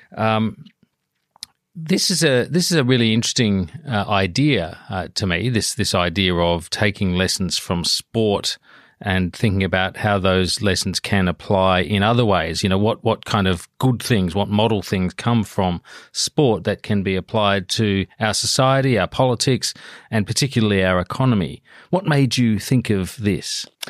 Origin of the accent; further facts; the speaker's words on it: Adelaide, South Australia, Australia; I'm from Adelaide